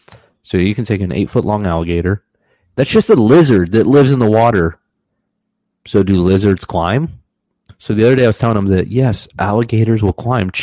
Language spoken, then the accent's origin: English; Central Florida, United States; moved away; I'm from Central Florida, the swamp.